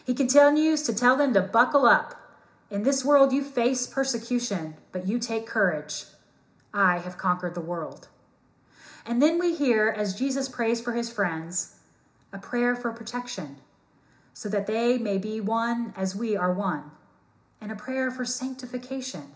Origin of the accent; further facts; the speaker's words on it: New Albany, Indiana, United States; I was born and raised in Southern Indiana in a town with the motto, New Albany, Indiana, the sunny side of Louisville, Kentucky.